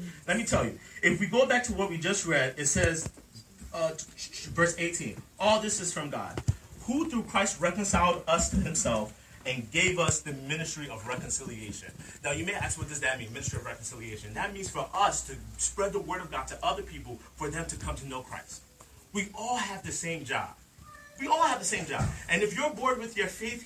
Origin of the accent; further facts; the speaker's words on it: Nigeria; I'm a black man. All right? I'm Nigerian.